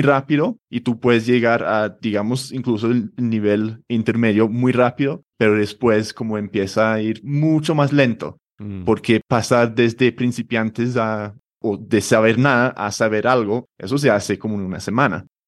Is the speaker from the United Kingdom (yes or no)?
yes; London, United Kingdom; Spanish is a second language; moved away as an adult; also born or lived in a small town in England / Spain; now in Bogotá, Colombia; nací en Londres hace treinta y pico años, no voy a decir el número exacto. y sí, me crecí o crecí en Londres. Ah, con ocho o nueve años me mudé a otra ciudad o un pueblito en, Inglaterra